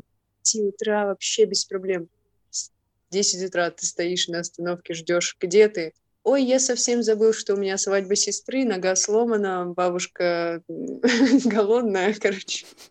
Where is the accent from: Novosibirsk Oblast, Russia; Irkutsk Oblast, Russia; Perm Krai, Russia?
Irkutsk Oblast, Russia; Irkutsk; moved away as an adult; also born or lived in Malaysia; я из Иркутска.